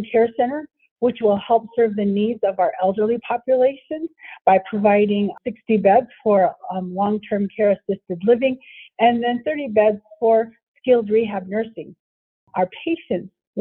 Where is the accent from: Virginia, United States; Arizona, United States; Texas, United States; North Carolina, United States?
Arizona, United States; Tuba City; I am from the Tuba City community, so coming back was just part of fulfilling what I had wanted to do, which was to come back and help my people